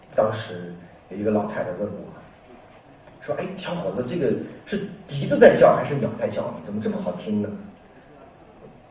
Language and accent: Chinese; China; 我们中国人内观